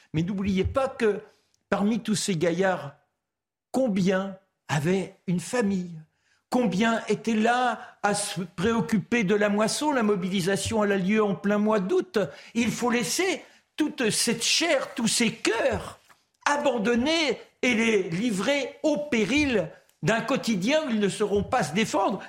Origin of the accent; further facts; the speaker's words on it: France; Moi, je suis français, fondamentalement français